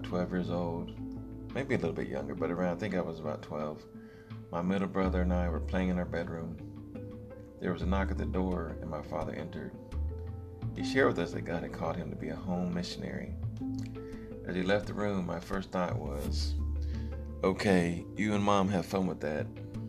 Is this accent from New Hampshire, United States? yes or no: no; Texas, United States; born there; I was born in Texas, but my father was in the Army, so we moved around quite a bit.